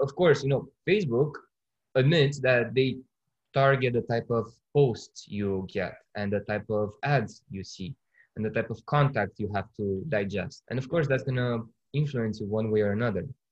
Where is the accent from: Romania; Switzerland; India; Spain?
Romania; born or raised there; moved away